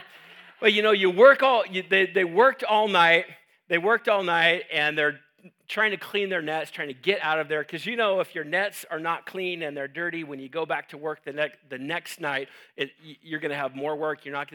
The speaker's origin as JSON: {"language": "English", "town": "Homedale", "region": "Idaho", "country": "United States", "said": "I'm from Homedale, so we say things like gooder."}